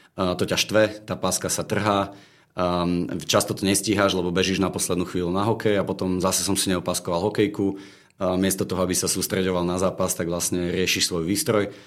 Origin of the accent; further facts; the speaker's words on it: Bratislava, Bratislava Region, Slovakia; Som z Bratislavy